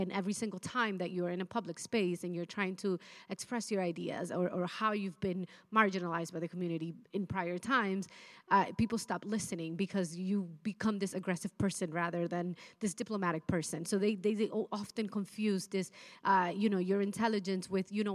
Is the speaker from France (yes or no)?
no; Dominican Republic; now in United States; I was born in Dominican Republic, lived in the States for 18 years.